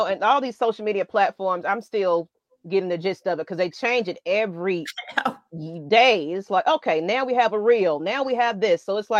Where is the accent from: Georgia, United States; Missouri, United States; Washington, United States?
Georgia, United States; Atlanta; I was born and raised in Atlanta